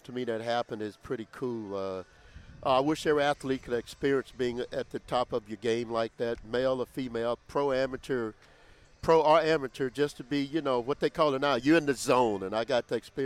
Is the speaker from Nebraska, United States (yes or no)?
no; Louisiana, United States; moved away as an adult; also born or lived in Oakland; I'm from Louisiana